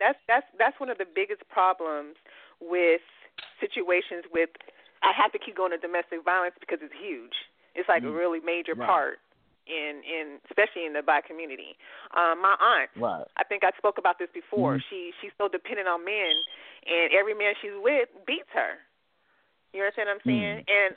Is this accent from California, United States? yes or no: yes; Hawthorne, California, United States; They need to be dealt with as well because I'm from Hawthorne.